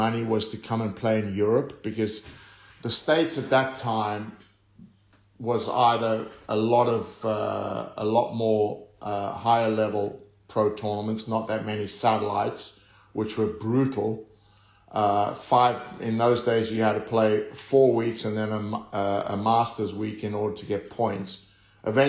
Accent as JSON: {"language": "English", "country": "South Africa", "tie": "born or raised there", "said": "I grew up in South Africa, and we had a tennis court in our backyard"}